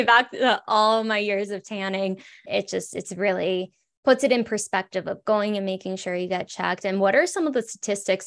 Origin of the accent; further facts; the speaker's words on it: South Florida, United States; also born or lived in California; now in Colorado, United States; I grew up in South Florida, lived in California.